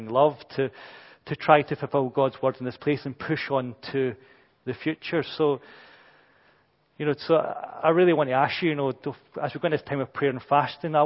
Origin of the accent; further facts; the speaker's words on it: Brazil; we're British and, you know, I'm too Brazilian